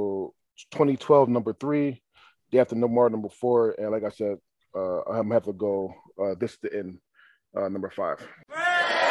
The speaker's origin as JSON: {"language": "English", "town": "Philadelphia", "region": "Pennsylvania", "country": "United States", "also_born_or_lived": "Seaside, Oregon", "said": "I'm from Philly"}